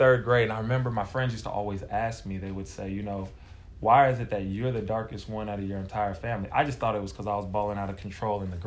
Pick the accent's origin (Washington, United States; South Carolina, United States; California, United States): California, United States; Modesto; also born or lived in Bay Area, California / Del Paso Heights, Sacramento, California; I was born 1989, and I was raised in Modesto, California